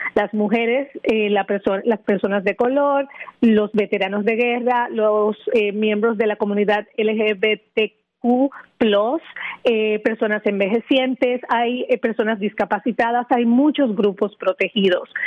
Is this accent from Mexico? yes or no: no; Dominican Republic; moved away as an adult; now in Florida, United States; al mudarme aquí de mi país natal, República Dominicana